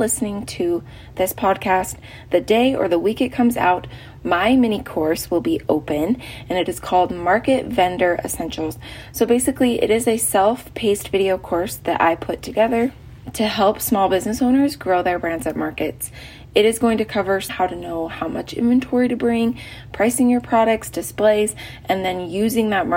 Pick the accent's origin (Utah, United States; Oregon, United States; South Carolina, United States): Utah, United States; moved away as an adult; we ended up moving back to my home state of Utah